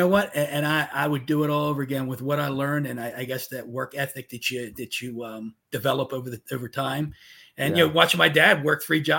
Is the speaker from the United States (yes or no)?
yes; Baltimore, Maryland, United States; I was born and raised in Baltimore, Maryland. One of seven kids.